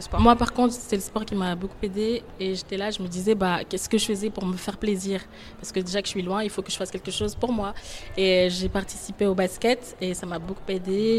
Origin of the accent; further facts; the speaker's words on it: Côte d’Ivoire; moved away as an adult; now in Geneva, Switzerland; je viens de la Côte d'Ivoire, et ça fait 4 ans maintenant